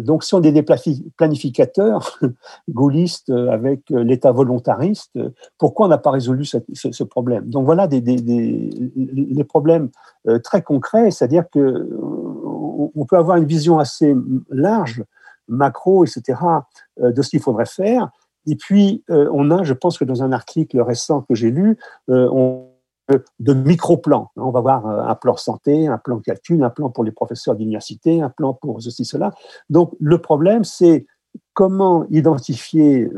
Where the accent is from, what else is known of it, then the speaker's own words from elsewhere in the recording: France; chez nous en France